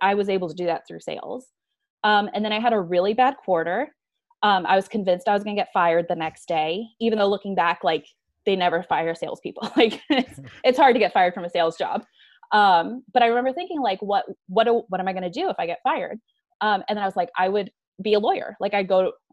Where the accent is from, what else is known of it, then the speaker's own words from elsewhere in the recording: Tucson, Arizona, United States; also born or lived in Tempe, Arizona; Arizona native. I grew up in Tucson and then I moved up to Tempe to go to ASU and then never went back to Tucson